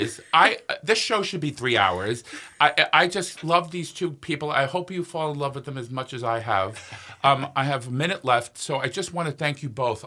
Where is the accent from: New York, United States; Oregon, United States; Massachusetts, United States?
New York, United States; now in Minnesota, United States; I'm from New York, but I never heard it in New York